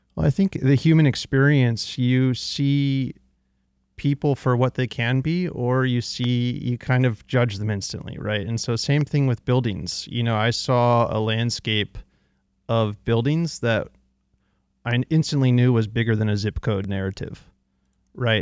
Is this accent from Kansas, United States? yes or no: no; outside of San Francisco, California, United States; now in Detroit, United States; when I was raised in California, my parents bought their house in nineteen eighty-four, way before the tech boom, outside of San Francisco.